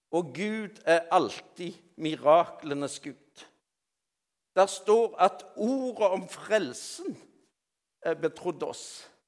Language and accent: Norwegian; Rogaland, Norway; Alle kjenner meg jo ikke like godt, men jeg er jo rogalending.